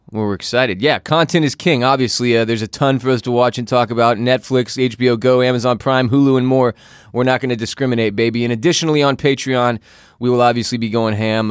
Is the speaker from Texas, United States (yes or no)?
yes; Houston, Texas, United States; now in Austin, United States; I'm from Houston, Texas. I live in Austin, Texas